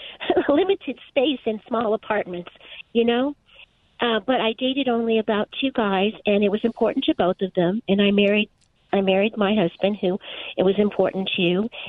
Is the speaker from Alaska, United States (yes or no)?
no; New York City, New York, United States; now in Southern California, United States; I grew up in the 80s in the in New York City. Actually, I'm from Brooklyn